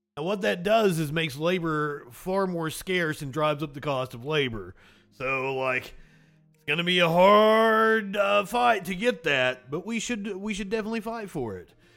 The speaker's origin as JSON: {"language": "English", "region": "eastern Kentucky", "country": "United States", "said": "being from the coal fields of eastern Kentucky. My grandfather helped stand against the National Guard"}